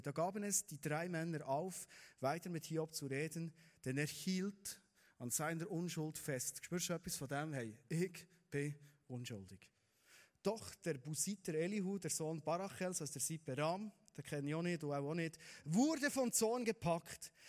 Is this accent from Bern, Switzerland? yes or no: yes; Bernese Oberland, Switzerland; wir sind Berner Oberländer